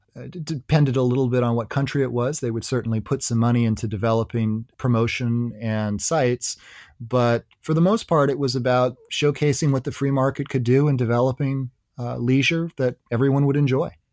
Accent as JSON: {"language": "English", "country": "United States"}